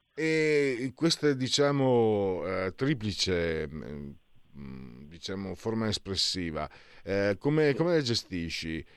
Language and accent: Italian; Italy; moved away as an adult; now in Milan, Italy; io vengo dal Friul Veneto, sono Friul Veneto e sono qui a Milano da, da 17 anni